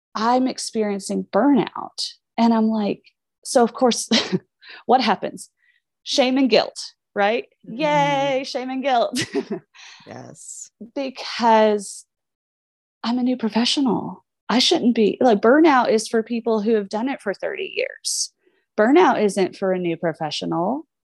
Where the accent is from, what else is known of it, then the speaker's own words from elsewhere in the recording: Southern Indiana, United States; also born or lived in Minneapolis, Minnesota; I am from Indiana, Southern Indiana. We are the south of the north